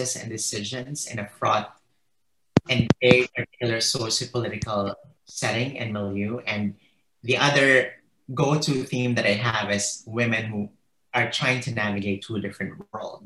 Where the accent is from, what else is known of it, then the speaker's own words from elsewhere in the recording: Philippines; moved away as an adult; now in United States; the Philippines, which is my home country.